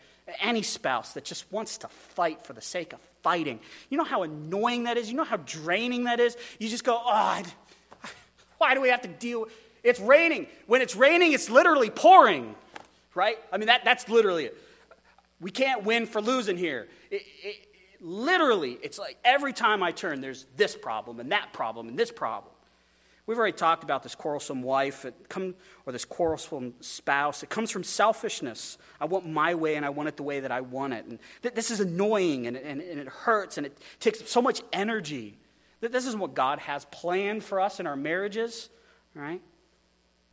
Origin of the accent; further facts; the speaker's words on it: Wyoming, United States; now in Astoria, United States; I come from Wyoming